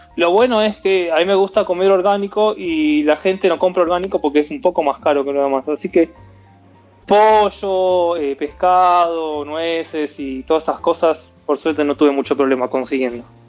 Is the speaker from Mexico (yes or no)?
no; Argentina; moved away as an adult; also born or lived in Florida, United States; now in Nevada, United States; soy argentino